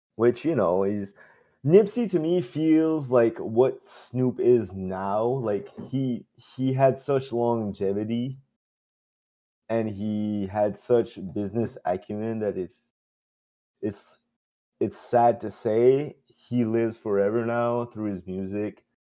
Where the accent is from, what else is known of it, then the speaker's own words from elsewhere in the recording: Dieppe, New Brunswick, Canada; accent: Chiac; also born or lived in Moncton, New Brunswick; my hometown, Dieppe, New Brunswick